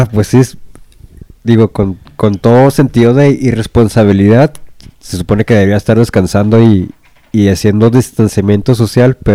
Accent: Mexico

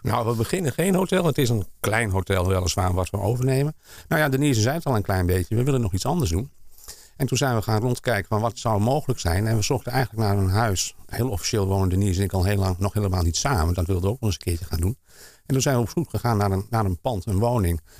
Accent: Amsterdam, North Holland, Netherlands; also born or lived in Almere / Flevoland; now in Hoofddorp, Netherlands; ik ben geboren in Amsterdam

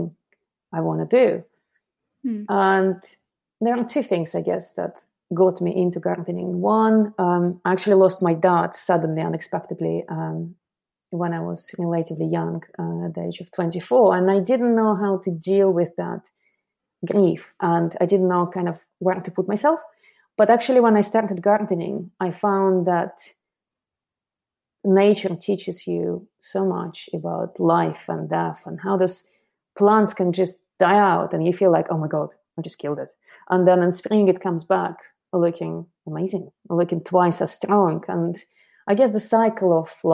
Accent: Moscow, Russia; moved away as an adult; now in London, United Kingdom; I'm originally from Moscow, and I came to London about 17 years ago to study fashion

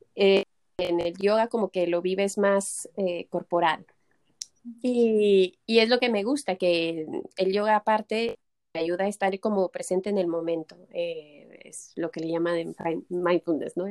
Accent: Mexico; moved away as an adult; now in Barcelona, Spain; yo soy mexicana, pero ya llevo 10 años, 11 aquí en Barcelona

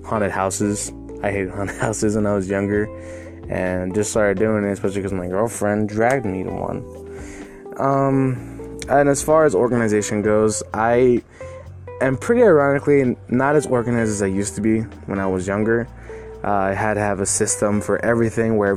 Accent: El Paso, Texas, United States; I was born and raised in El Paso, Texas

